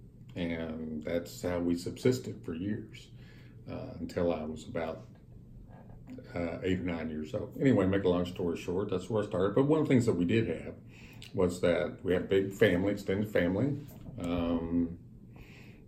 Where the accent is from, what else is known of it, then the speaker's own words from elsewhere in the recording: Breckinridge County, western Kentucky, United States; now in Texas, United States; I was born in a little county called Breckinridge County in western Kentucky, 60 miles west of Louisville. It was a farm community when I was born in 1955.